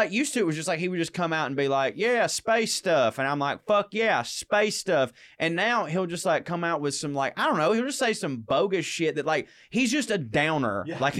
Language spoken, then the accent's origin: English; the South, United States; I'm from the South.